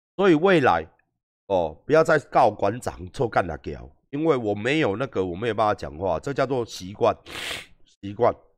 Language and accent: Chinese; northern Taiwan, Taiwan; 因为我也是北部人